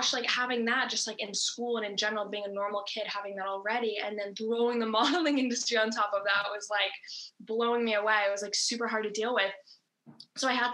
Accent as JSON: {"language": "English", "region": "Massachusetts", "country": "United States", "tie": "born or raised there", "said": "where I grew up is in Massachusetts. So that's like always been my home base"}